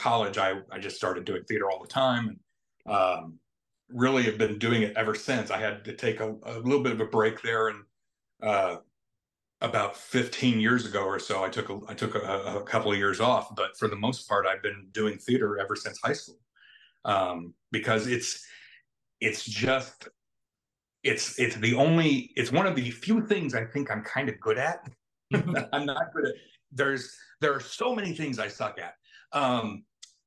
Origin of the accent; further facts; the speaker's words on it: Carterville, Illinois, United States; I grew up in Carterville, a small town here in Southern Illinois